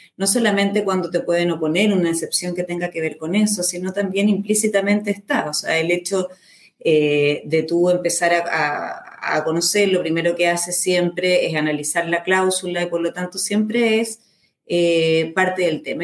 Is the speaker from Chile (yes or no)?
yes; Chile; mi país, por ejemplo en Chile